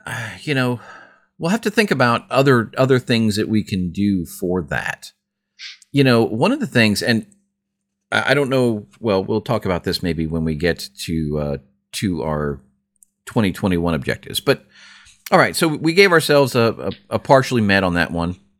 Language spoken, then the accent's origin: English; Philadelphia, Pennsylvania, United States